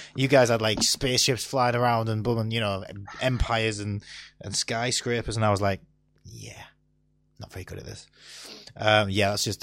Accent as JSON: {"language": "English", "town": "Stockton-on-Tees", "region": "North East England", "country": "United Kingdom", "tie": "born or raised there", "said": "I'm from Stockton"}